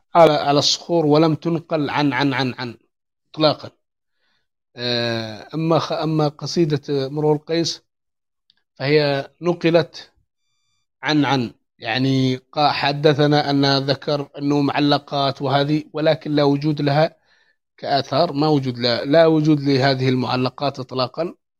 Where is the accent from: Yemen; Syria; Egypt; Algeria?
Yemen; عندنا في اليمن